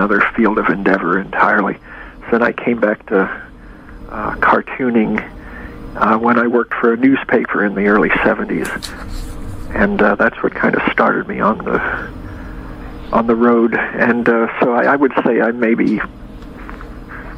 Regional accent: Wichita, Kansas, United States; moved away as an adult; now in California, United States; I'm from Kansas

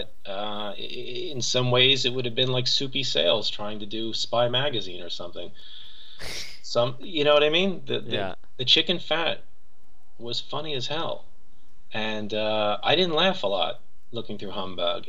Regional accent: New York, United States; also born or lived in Monticello, New York; I'm from New York and grew up in New York.

